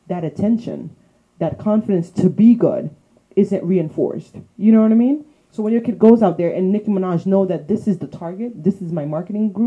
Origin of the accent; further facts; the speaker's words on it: Florida, United States; I'm from Florida